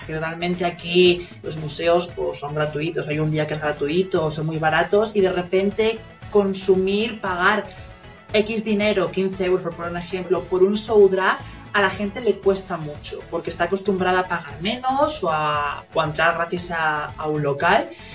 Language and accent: Spanish; Canary Islands, Spain